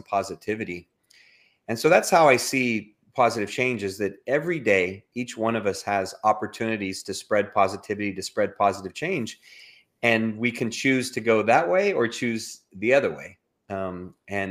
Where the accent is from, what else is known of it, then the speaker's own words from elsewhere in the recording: Los Angeles, California, United States; now in Houston, United States; I currently live in outside of Houston, Texas. I'm originally from Southern California, from Los Angeles